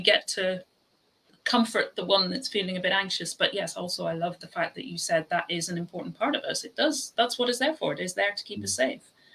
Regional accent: Ireland; I'm Irish

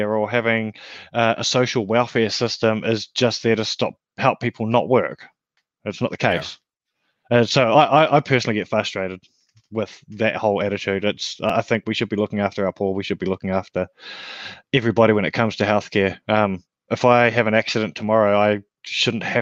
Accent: New Zealand; now in Australia; I come from a small country as well. I come from New Zealand, which is paradise.

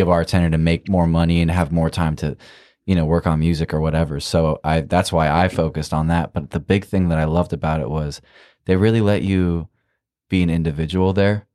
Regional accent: Iowa, United States; I'm from Iowa

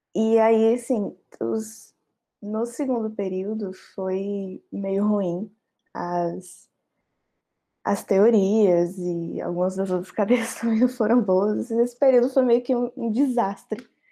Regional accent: Bahia, Brazil; moved away as an adult; now in Pernambuco, Brazil; Eu não sou do estado de Pernambuco, eu sou da Bahia.

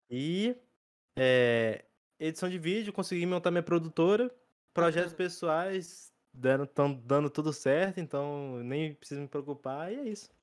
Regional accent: Minas Gerais, Brazil; Minha cidade, ela é metade Bahia e metade Minas

